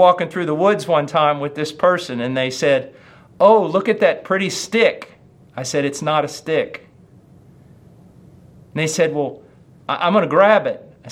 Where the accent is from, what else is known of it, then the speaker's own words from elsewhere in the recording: United States; I'm an American